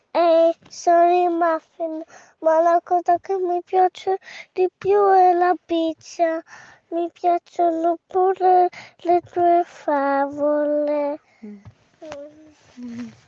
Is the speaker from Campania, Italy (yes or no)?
yes; Naples, Campania, Italy; vengo da Napoli.